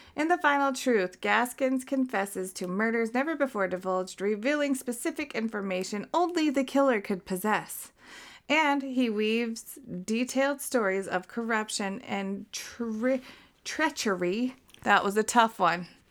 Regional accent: Utah, United States; we are not Mormons. We are from Utah.

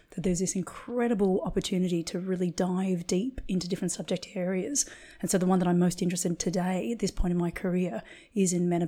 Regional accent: Australia; accent: international; moved away as an adult; also born or lived in London; now in Ibiza, Spain; I'm an Australian acupuncturist living in Ibiza, a small island off the coast of Spain. And prior to this, I was living in London.

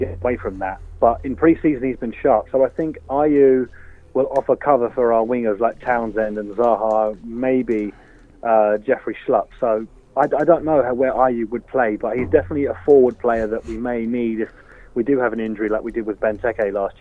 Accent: England, United Kingdom; now in Ireland; being English

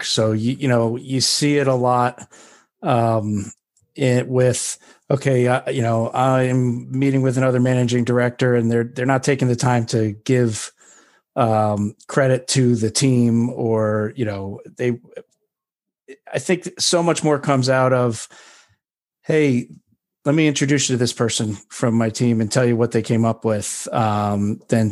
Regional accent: New York, United States; I'm a New Yorker

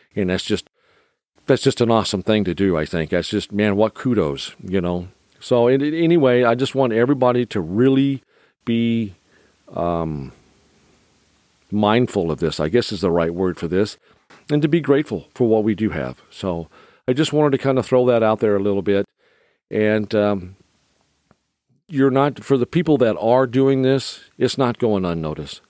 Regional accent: United States; being an American

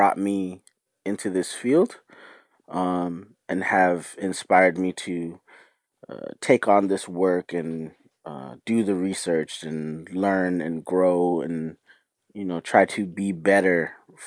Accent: Florida, United States; also born or lived in New York / Trinidad and Tobago; I grew up in Florida, so in a lot of ways, a lot of Southern tendencies live inside of me. But I'm also from New York

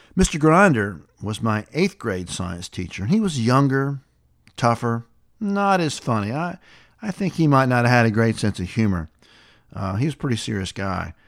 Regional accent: the South, Tennessee, United States; life growing up in the South was back in the seventies

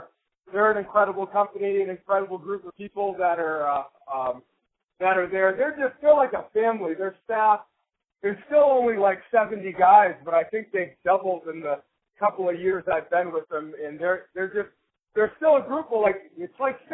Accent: Cape Cod, Massachusetts, United States; moved away as an adult; now in Maine, United States; I am originally from the Cape Cod area of Massachusetts, but I just moved to Maine.

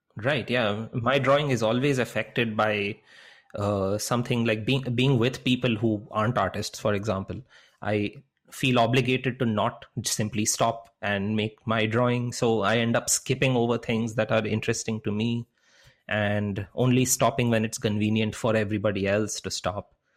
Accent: Kolkata, West Bengal, India; growing up in India, growing up in Calcutta

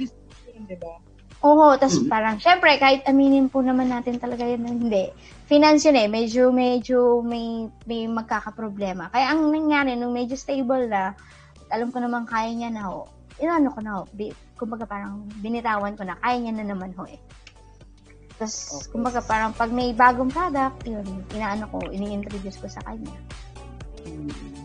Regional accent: Quezon, Calabarzon, Philippines; moved away; dun sa province namin sa Quezon

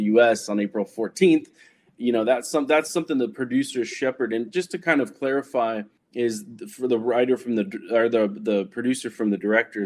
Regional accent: Silicon Valley, California, United States; I grew up in Silicon Valley.

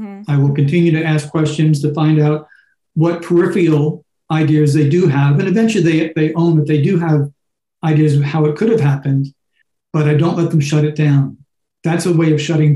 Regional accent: New York, United States; moved away; I'm originally from New York

